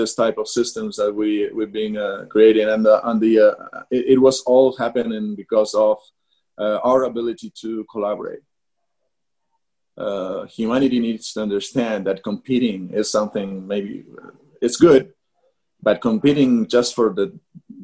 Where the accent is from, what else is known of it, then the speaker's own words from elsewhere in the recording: Argentina; moved away; also born or lived in Brazil / United States; we're coming from Argentina, very far away from everywhere